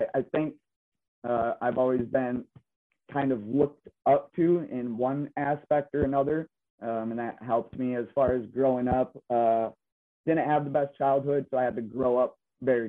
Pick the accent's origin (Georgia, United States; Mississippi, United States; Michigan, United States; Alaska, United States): Michigan, United States; Belding; I'm originally from Michigan, the Grand Rapids area, from a small town, Belding, Greenville area, within Kent and Ionia County.